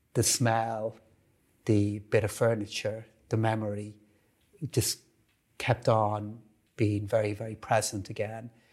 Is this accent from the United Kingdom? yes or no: no; Dublin, Leinster, Ireland; I grew up in Blanchardstown, uh, just off Concealer Road, in a hugely, uh, supportive and really hardworking family